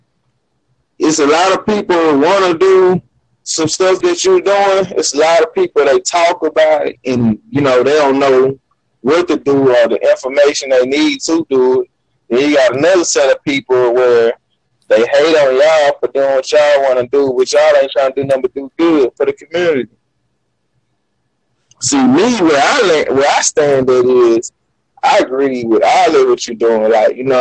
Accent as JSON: {"language": "English", "region": "Louisiana", "country": "United States", "moved": "yes", "lives_now": "Houston, United States", "said": "I'm from Louisiana"}